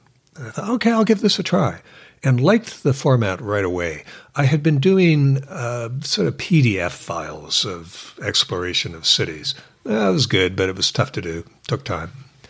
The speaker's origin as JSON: {"language": "English", "town": "Victoria", "region": "British Columbia", "country": "Canada", "lives_now": "Vancouver, Canada", "said": "Victoria. So I'm a Canadian who's moved east."}